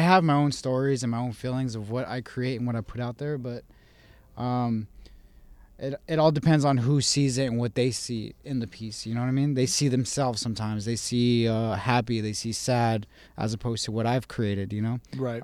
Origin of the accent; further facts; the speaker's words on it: Las Cruces, New Mexico, United States; also born or lived in Albuquerque; I was born in Las Cruces